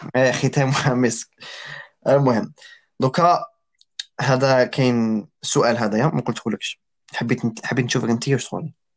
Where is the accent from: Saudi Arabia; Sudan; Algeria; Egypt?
Algeria; حنايا كجزائريين تزيدين اللي عايشين في الجزائر